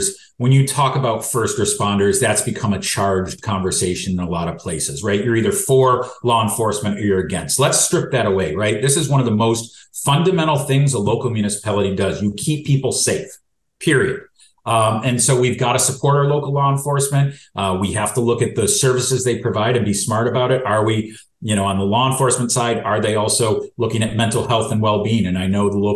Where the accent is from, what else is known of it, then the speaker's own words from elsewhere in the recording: Rochester, New York, United States; now in Canandaigua, United States; I grew up in Rochester and went to Hobart